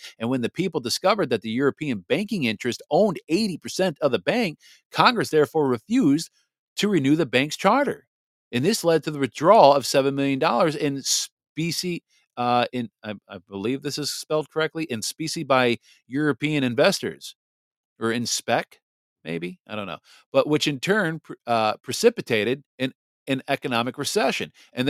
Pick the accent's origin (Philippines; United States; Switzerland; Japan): Japan; born there; So I was born December 12th at 12:02 p.m. Japanese Standard Time. I was born in Japan on an Air Force base.